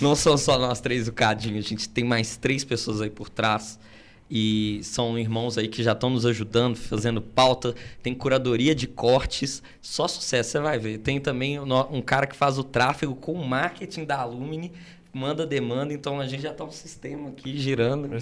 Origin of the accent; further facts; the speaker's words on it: Belo Horizonte, Minas Gerais, Brazil; eu nasci em Belo Horizonte